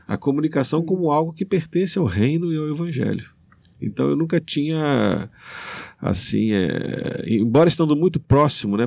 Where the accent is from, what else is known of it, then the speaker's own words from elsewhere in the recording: Rio de Janeiro, Brazil; moved away as an adult; now in Maranhão, Brazil; Eu sou carioca de origem, estou há 25 anos no, é, aqui no Maranhão.